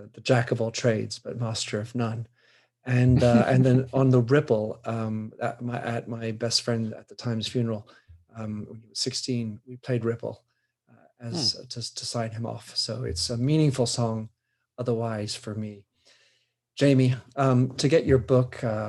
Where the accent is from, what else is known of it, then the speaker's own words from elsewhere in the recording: United States; I'm an American